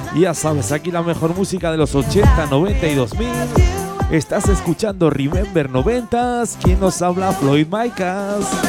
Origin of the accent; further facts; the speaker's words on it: Huesca and Zaragoza, Aragon, Spain; esa gente de mi tierra, eh, esa gente de Huesca y Zaragoza